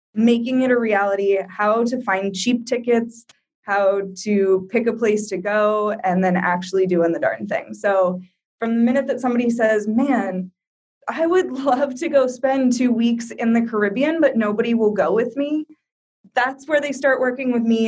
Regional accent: Iowa, United States; moved away as an adult; also born or lived in Brazil / Colorado / Rhode Island / Florida; now in Morocco; I'm from Iowa originally

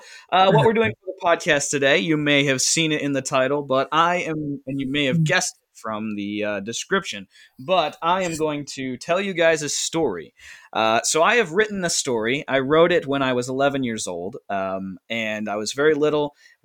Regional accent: Grafton, Ohio, United States; my hometown of Grafton, Ohio.

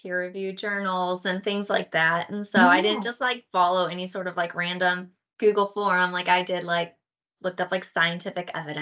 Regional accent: St. Louis, Missouri, United States; I'm from St. Louis, Missouri

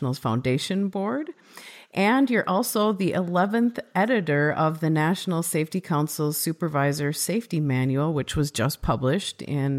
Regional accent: Midwest, United States; And it turns out we're both from the Midwest, so we immediately bonded over our accents.

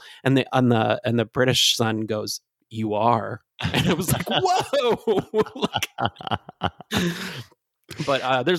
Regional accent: Michigan, United States; accent: Michigan; That's my Michigan accent coming in.

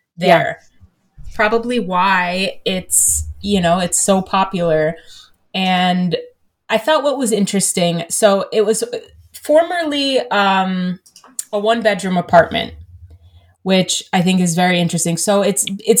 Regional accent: New Jersey, United States; growing up in New Jersey

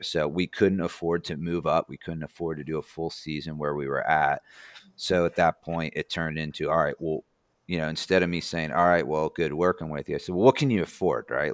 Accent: New Jersey, United States; now in Indiana, United States; I'm not from here. I'm from New Jersey

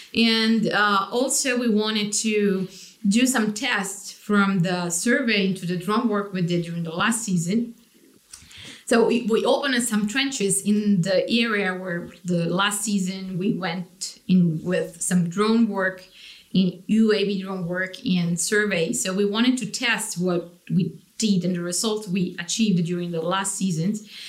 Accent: Italy; I come from Italy.

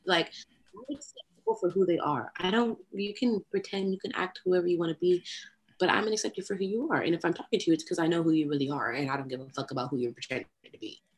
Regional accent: Austin, Texas, United States; I am from Austin

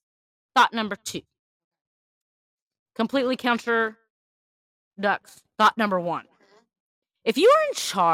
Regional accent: Louisiana, United States; In Louisiana, when I grew up in Louisiana, they used to have babysitter's class

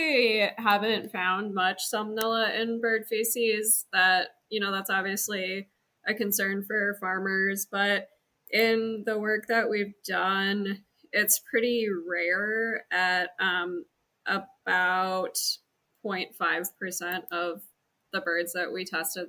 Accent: Lenawee County, Southeast Michigan, United States; moved away as an adult; also born or lived in Ohio / Washington / Georgia; I'm from Southeast Michigan, Lenawee County, and then I've been gone a while.

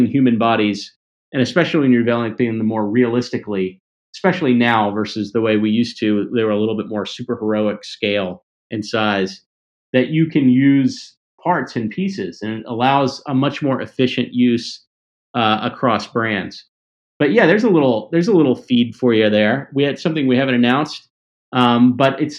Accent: the South, United States; moved away; also born or lived in Mississippi / Tennessee / Columbus, Mississippi; I grew up in Mississippi and Tennessee

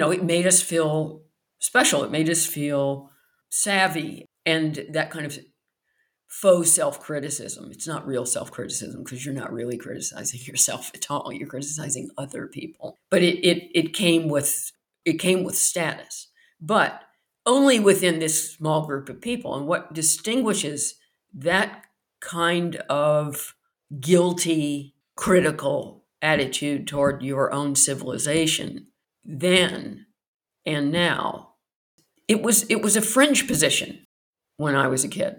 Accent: United States; accent: American accent; moved away as an adult; also born or lived in Belfast; now in United Kingdom; being American

